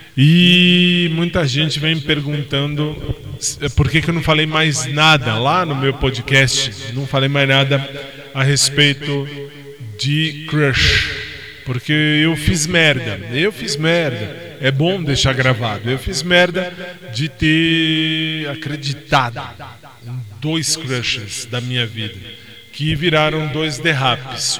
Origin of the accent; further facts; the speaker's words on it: Brazil; Eu sou brasileiro